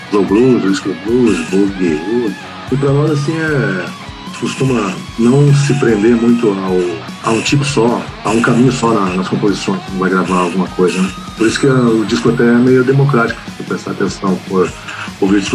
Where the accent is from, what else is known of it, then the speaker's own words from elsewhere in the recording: Brazil; first language Portuguese; nós somos brasileiros